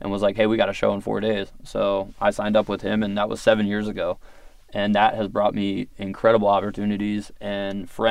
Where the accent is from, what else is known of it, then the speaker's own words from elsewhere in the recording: Virginia Beach, Virginia, United States; I grew up in Virginia Beach